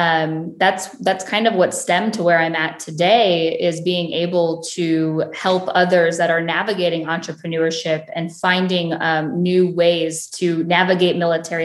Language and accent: English; Ohio, United States; I am born and raised in a small town in Ohio